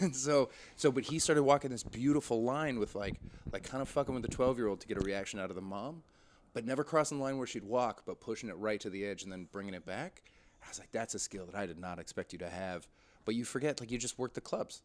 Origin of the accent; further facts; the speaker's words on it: White Rock, British Columbia, Canada; also born or lived in Montreal; now in London, United Kingdom; just outside Vancouver, a little, um, suburb called White Rock